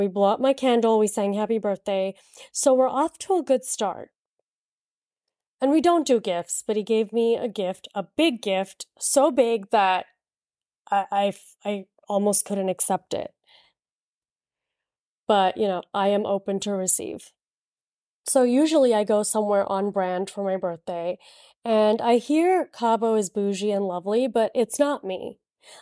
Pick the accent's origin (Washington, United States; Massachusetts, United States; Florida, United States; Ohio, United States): Florida, United States; Miami; moved away; I'm from Miami